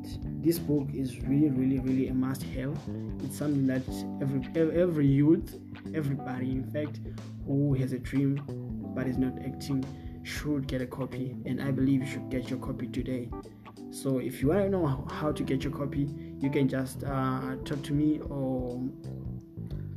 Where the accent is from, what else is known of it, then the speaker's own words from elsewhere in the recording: Bulawayo, Zimbabwe; I'm from Bulawayo, Zimbabwe